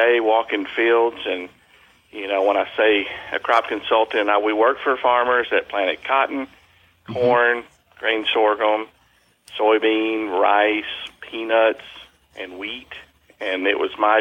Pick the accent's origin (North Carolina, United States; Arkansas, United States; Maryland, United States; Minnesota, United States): Arkansas, United States; East; I was born in East Arkansas in Crittenden County.